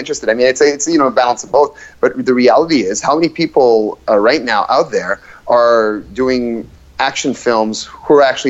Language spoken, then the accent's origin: English; Ottawa, Ontario, Canada; also born or lived in Ivory Coast / Montreal / Moncton, New Brunswick; I grew up in Moncton, New Brunswick, for 3 years, and then we moved to Ottawa. And when I was 7 years old, and I've been living in Ottawa since I was seven.